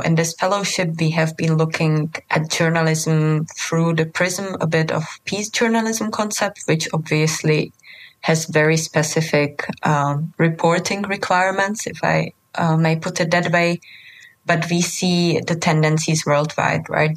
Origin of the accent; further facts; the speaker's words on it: Czechia; moved away; also born or lived in Bosnia and Herzegovina / Lebanon; I come from Czech Republic